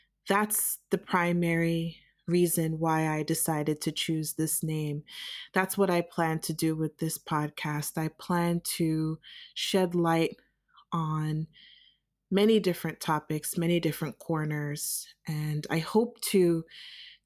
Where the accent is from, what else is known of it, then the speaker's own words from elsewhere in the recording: United States; moved away as an adult; also born or lived in New York City; now in Germany; I am a Nigerian American born and raised in the United States